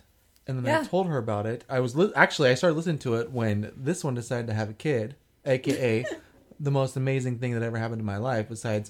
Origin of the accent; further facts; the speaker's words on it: Albia, Iowa, United States; I am from Albia.